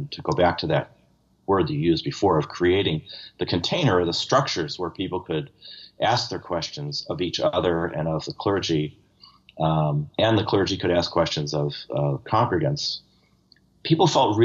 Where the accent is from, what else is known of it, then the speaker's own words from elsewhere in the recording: Buffalo, New York, United States; I come from Buffalo